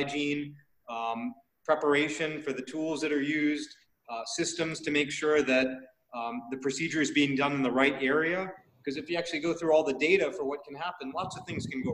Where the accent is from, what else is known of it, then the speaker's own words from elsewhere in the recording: United States; moved away as an adult; now in Thailand; I'm born and raised in the States. You can tell from my name. My origin is from Indian subcontinent, specifically South India, so Karnataka, Tamil Nadu. Okay. So I grew up in the States and then moved over to Asia